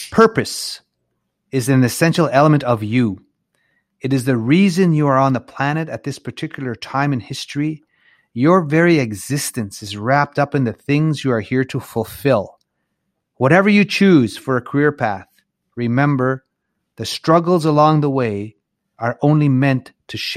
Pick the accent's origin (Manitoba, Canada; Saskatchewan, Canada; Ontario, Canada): Saskatchewan, Canada; Little Black Bear; back where uh, my home area. I'm from Little Black Bear's from Ochap, and that's just uh, up the road about an hour and a half or so.